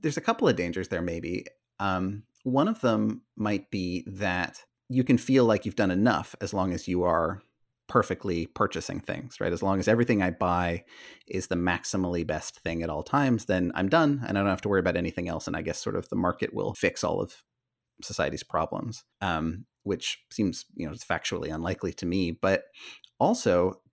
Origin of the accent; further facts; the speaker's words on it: Northern California, United States; I come from Northern California